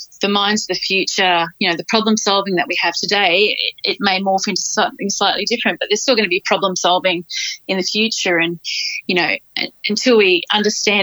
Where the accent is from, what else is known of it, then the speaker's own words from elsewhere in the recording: North Queensland, Australia; I grew up on the land. I'm from North Queensland, so I grew up on the land.